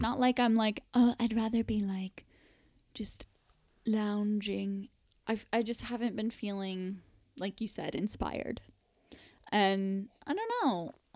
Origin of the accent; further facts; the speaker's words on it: Florida, United States; moved away as an adult; now in United Kingdom; growing up in Florida